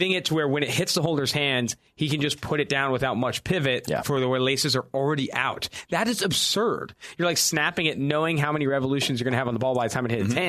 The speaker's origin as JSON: {"language": "English", "area": "San Francisco Bay Area", "region": "California", "country": "United States", "tie": "born or raised there", "said": "Oh, my hometown. I'm from the Bay Area."}